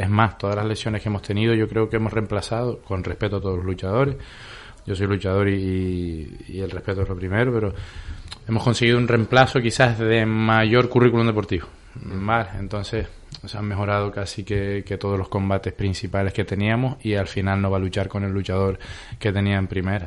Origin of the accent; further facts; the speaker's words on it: La Palma, Canary Islands, Spain; somos canarios, nosotros compartimos tierra, pero los palmeros, eh, si tenemos una cualidad es que somos duros como la TEA